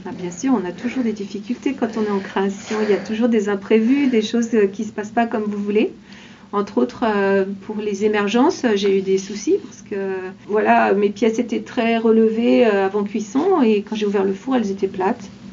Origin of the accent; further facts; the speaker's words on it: Laval, Pays de la Loire, France; Je suis habitante de Laval